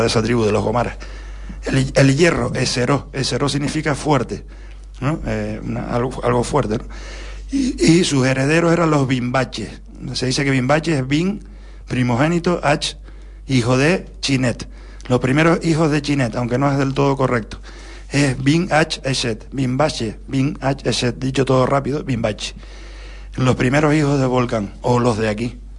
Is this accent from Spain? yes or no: yes; Tenerife, Canary Islands, Spain; los dos únicos canarios que habíamos ahí en, en, en el, en el batallón de carros de Almería